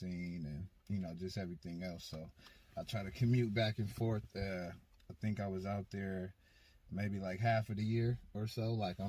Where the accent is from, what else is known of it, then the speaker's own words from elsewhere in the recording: Portland, Oregon, United States; also born or lived in Las Vegas; I was born and raised in Portland, Oregon. I've been living here my whole life. I'm back and forth between here and Vegas, you know. I lived out there for a little bit, probably within the last 5 years or so.